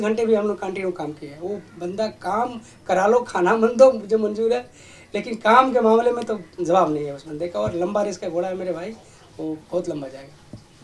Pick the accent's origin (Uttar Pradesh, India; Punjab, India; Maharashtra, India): Uttar Pradesh, India; Lucknow; मैं भी लखनऊ का रहने वाला हूँ